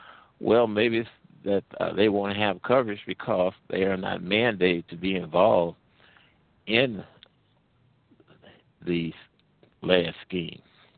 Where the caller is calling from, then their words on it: St. Louis, Missouri, United States; I'm calling from the Midwest, actually around the St. Louis area.